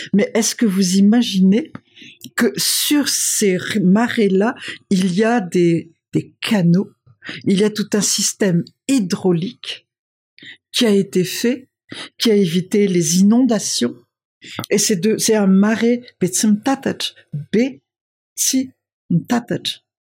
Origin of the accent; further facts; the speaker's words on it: Madagascar; moved away as an adult; also born or lived in Paris / Brussels / New York; je suis une malgache qui a vécu longtemps à l'extérieur et qui possède leur code et les miens